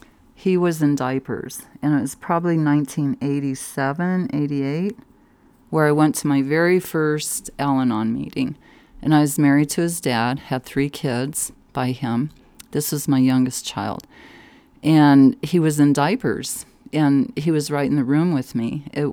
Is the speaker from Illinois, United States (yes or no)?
no; Denver, Colorado, United States; also born or lived in San Mateo, California / Fort Collins; No, I was born in California, San Mateo, and up by San Francisco. It's a suburb. And then my parents moved to Fort Collins. And then I ended up in the Denver metro area in 4th grade.